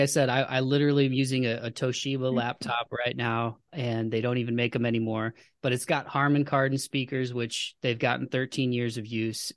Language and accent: English; United States; as an American